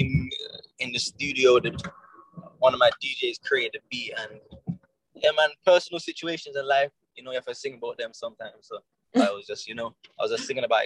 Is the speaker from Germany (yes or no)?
no; London, United Kingdom; accent: London; also born or lived in Jamaica; I am from London and I'm from Jamaica.